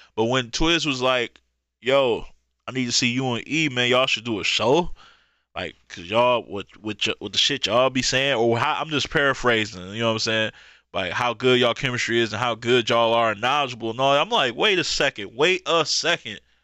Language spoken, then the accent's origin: English; Michigan, United States; my hometown in Michigan